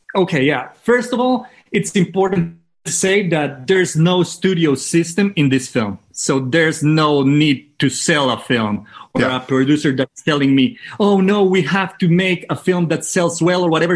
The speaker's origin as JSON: {"language": "English", "town": "Manizales", "region": "Caldas", "country": "Colombia", "tie": "born or raised there", "also_born_or_lived": "San Francisco", "second_language": "English", "said": "my hometown is called Manizales"}